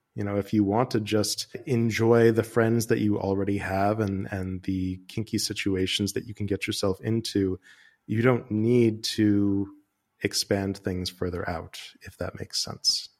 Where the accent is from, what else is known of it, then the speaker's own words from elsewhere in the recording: United States; moved away as an adult; now in Amsterdam, Netherlands; I'm an American who moved to Amsterdam a couple of years ago